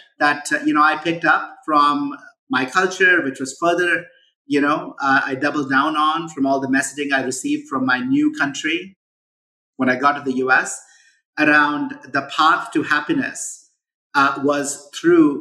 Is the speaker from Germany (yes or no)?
no; India; moved away as an adult; now in United States; I grew up in India. I moved to the US in 97 when I was 23.